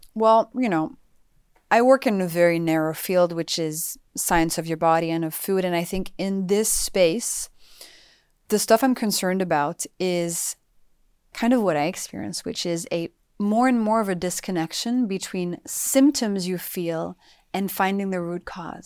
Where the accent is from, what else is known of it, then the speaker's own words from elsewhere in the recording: France; moved away; also born or lived in United States; I grew up in France